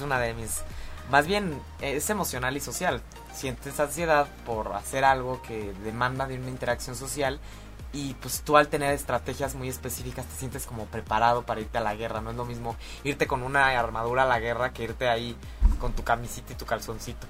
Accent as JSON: {"language": "Spanish", "country": "Mexico", "said": "somos chismosísimos los mexicanos"}